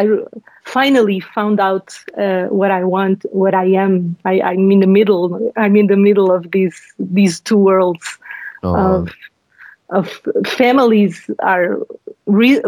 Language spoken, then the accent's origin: English; Lisbon, Portugal; Yes, it's my home country. I live in the town where I was born, Lisbon